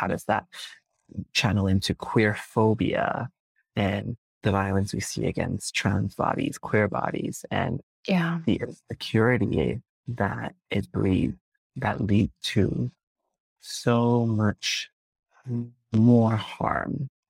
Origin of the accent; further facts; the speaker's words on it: Malaysia; I think one, there is a very distinct experience being Malaysian Chinese, because we have this thing, especially being a Malaysian Chinese man